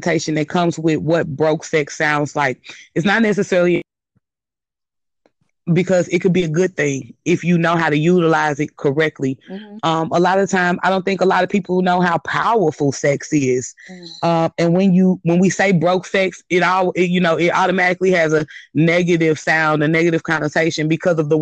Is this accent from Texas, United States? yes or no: no; St. Louis, Missouri, United States; I am from St. Louis, Missouri, and just to give you a little bit of background about myself, living in Missouri most of my life